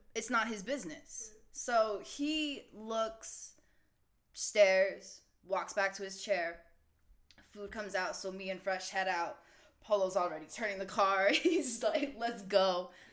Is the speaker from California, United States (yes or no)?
yes; California, United States; I'm from California